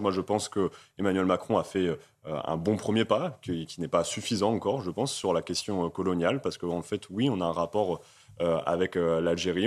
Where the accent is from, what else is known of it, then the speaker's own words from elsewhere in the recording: Amiens, Hauts-de-France, France; je suis originaire d'Amiens